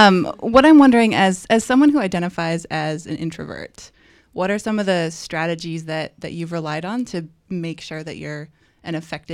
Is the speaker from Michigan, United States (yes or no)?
no; North Dakota, United States; moved away; I grew up in North Dakota.